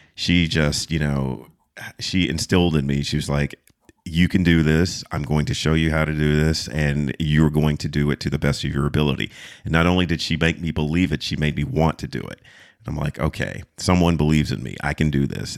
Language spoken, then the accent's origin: English; Fayetteville, North Carolina, United States; I was, uh, raised in a military town. Fayetteville is, is military